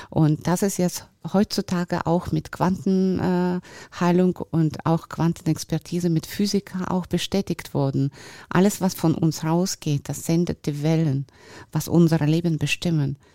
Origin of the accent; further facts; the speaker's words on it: Sochi, Krasnodar Krai, Russia; German is a second language; now in Germany; ich bin geboren und groß geworden in Russland wo ich auch super Leben hatte und äh, ja, ich war auch in sehr schönem Ort da, in Sochi unter Palmen und so